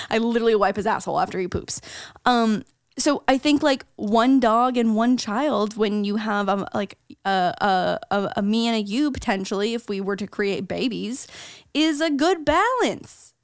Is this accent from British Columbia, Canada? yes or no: no; St. Catharines, Ontario, Canada; moved away as an adult; now in United States; anything outside of Saint Catharines, my hometown, is considered a big city